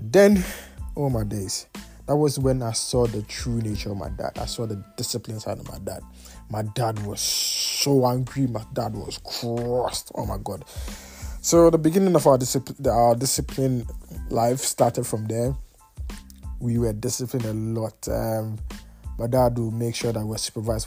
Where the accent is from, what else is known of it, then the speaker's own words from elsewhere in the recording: Kumasi, Ashanti, Ghana; also born or lived in Tema; I was 5 years, to be honest, because yeah, we moved from Tema to Kumasi